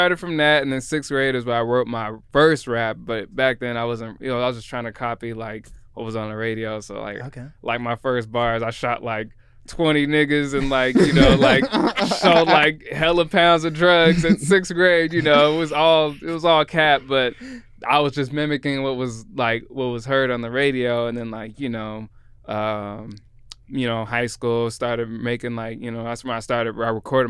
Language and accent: English; Seattle, Washington, United States; born there; I was born in Belltown, but my family moved around.